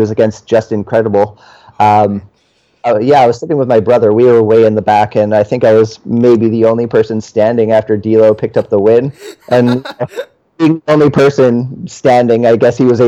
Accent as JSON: {"language": "English", "country": "Canada", "said": "a Canadian"}